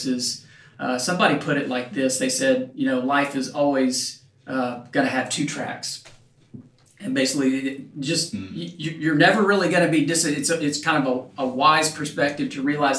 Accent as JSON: {"language": "English", "town": "Knoxville", "region": "Tennessee", "country": "United States", "tie": "born or raised there", "also_born_or_lived": "Memphis, Tennessee / Nashville, Tennessee / Washington, D.C.", "moved": "yes", "said": "I grew up in Knoxville"}